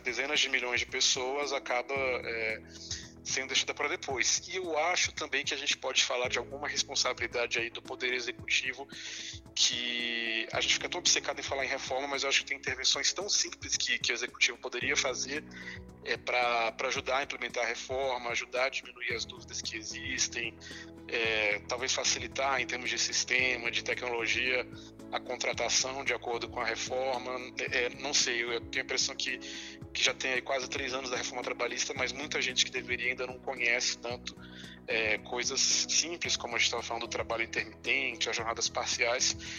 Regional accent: Brasília, Federal District, Brazil; eu sou, sou brasiliense

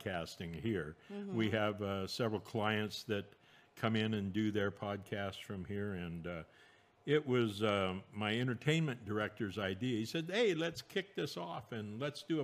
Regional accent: San Francisco, California, United States; also born or lived in Cupertino / Fresno / Alaska; I was born in San Francisco, raised there until, I was in the eighth grade

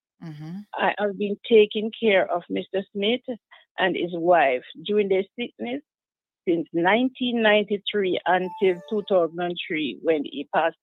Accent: Jamaica; moved away; when I came from Jamaica, I came straight and lived with the couple.

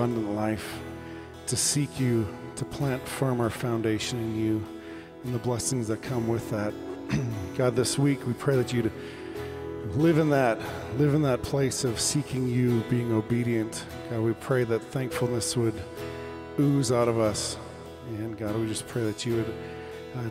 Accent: Canada; Growing up in Canada, we always sang, this was kind of our prayer before we ate the meal

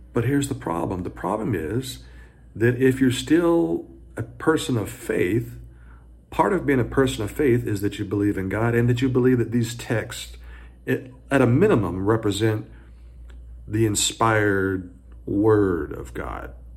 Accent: the South, United States; I grew up in the South.

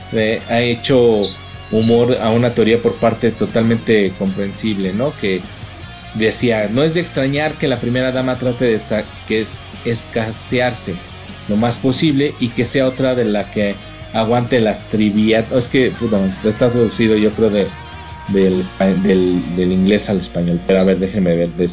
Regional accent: Mexico; nosotros los mexicanos

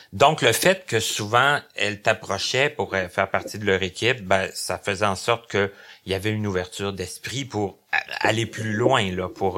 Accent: Abitibi, Quebec, Canada; now in Longueuil, Canada; je viens de l'Abitibi, mais ça fait quand même depuis 94 que je demeure à Longueuil.

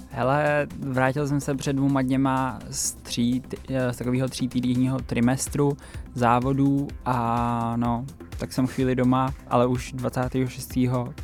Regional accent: Czechia; u nás doma na Šumavě

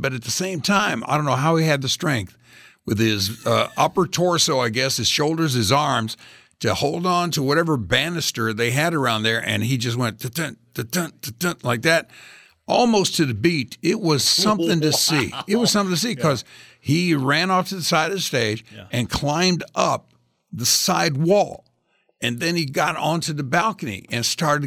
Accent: Indianapolis, Indiana, United States; I grew up in Indianapolis, Indiana

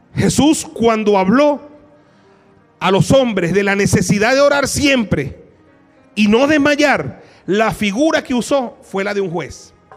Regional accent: Venezuela; a los venezolanos nos ha dado una capacidad de resiliencia

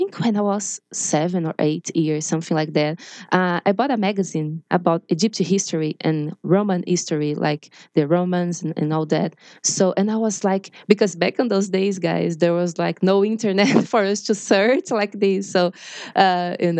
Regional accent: Brazil; English is a second language; I'm from Brazil. I'm not a native speaker

